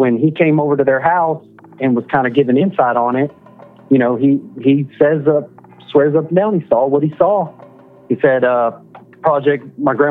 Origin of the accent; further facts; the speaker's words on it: Denver City, Texas, United States; I am from Denver City.